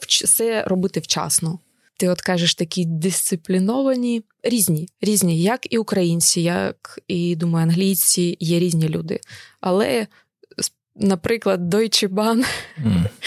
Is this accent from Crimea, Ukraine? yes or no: no; Kharkiv, Kharkiv Oblast, Ukraine; moved away as an adult; also born or lived in Kyiv; now in United Kingdom; я народилася у Харкові але вже багато років е, жила у Києві